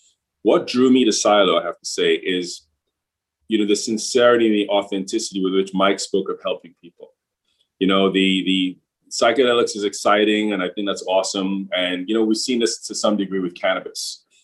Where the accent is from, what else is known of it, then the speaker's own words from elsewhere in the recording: England, United Kingdom; also born or lived in Trinidad and Tobago; So I'm originally from Trinidad and Tobago, another island here in the Caribbean. Not as tourism friendly, but certainly, from an energy perspective and manufacturing perspective, Trinidad has always been very progressive in relative terms. From there, I grew up in England